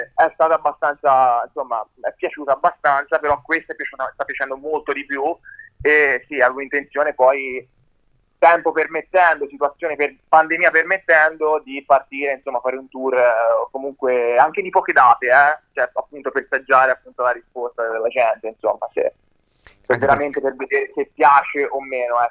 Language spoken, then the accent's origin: Italian; Livorno, Tuscany, Italy; alle mie parti, a Livorno